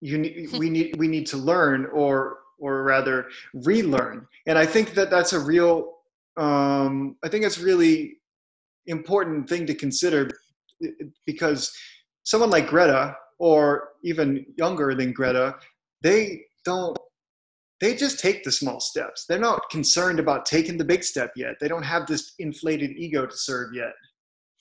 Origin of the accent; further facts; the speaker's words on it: Cape Cod, Massachusetts, United States; now in Boston, United States; on Cape Cod where I'm from